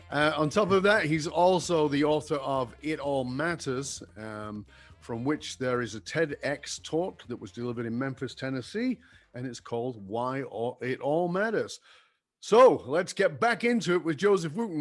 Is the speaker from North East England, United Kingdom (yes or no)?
no; Manchester, North West England, United Kingdom; moved away; I was born in Northern England in a in a in a in a ghetto area